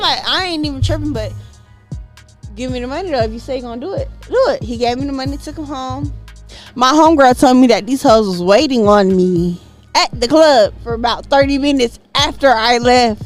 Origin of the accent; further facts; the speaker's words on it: Jacksonville, Florida, United States; moved away as an adult; now in Atlanta, United States; I'm from Jacksonville, Florida